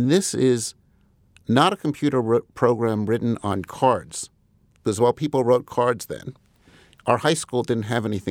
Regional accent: Commack, New York, United States; I grew up in Commack initially, which is one part of Huntington.

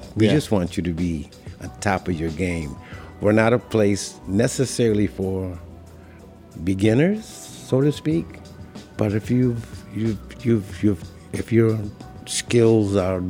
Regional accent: Ithaca, New York, United States; moved away as an adult; also born or lived in Bronx, New York / Buffalo, New York; now in Brooklyn, United States; I was born in the Bronx. Yeah. And my parents moved up to Ithaca, New York, sometime around 1950, maybe. Mm. And I grew up there, went to college and high school there.

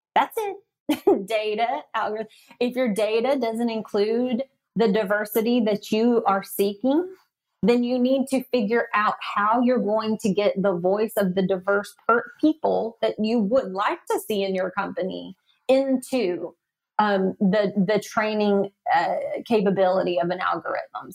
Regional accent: the South, United States; accent: Southern; my Southern accent

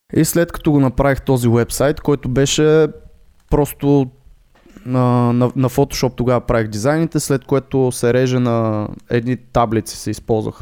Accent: Botevgrad, Sofia Province, Bulgaria; аз съм от Ботевград

